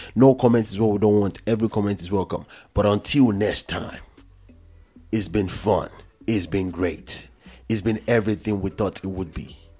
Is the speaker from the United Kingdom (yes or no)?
no; Nigeria; moved away; I'm from Nigeria. But I like to believe I'm just from Africa.